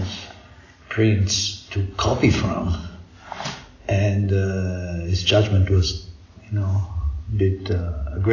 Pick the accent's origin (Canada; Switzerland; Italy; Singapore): Italy; Rome, Lazio; I was born in Rome from American mother and Italian father. So I did my regular high schools and things in Rome.